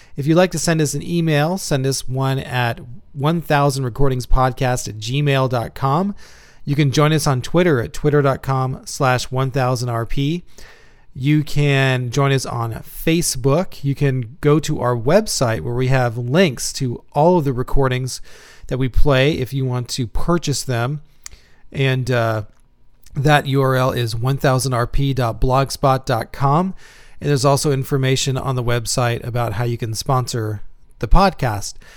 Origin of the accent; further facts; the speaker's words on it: Houston, Texas, United States; now in Indiana, United States; I'm from Houston also, but man, you know, I live in Indiana now